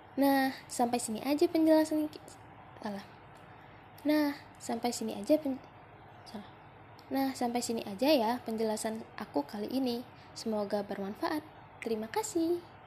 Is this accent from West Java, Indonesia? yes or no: no; Simalungun, North Sumatra, Indonesia; Aku asal Sumatera Utara, tepatnya di Simalungun